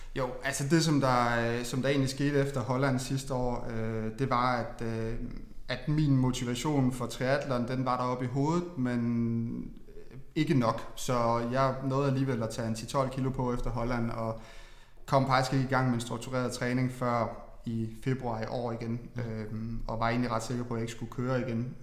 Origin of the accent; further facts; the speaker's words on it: Funen, Southern Denmark, Denmark; jeg jo meget Fynbo